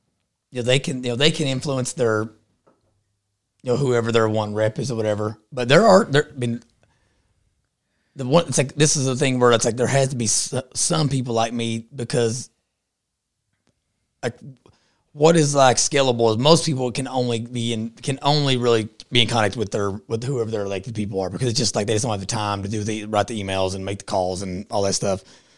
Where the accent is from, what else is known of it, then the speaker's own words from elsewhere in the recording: Texas, United States; I'm from Eastern Texas, so we don't deal with chomos.